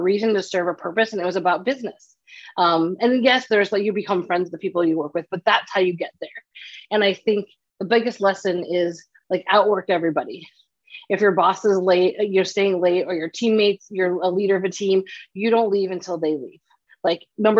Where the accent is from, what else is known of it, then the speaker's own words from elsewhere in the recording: Chicago, Illinois, United States; moved away as an adult; also born or lived in San Diego / Los Angeles; growing up in Chicago